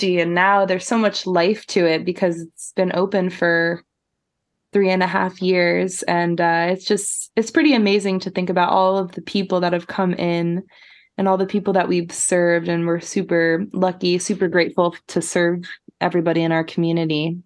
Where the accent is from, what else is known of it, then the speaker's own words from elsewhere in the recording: Florida, United States; now in Portland, United States; I'm originally from Florida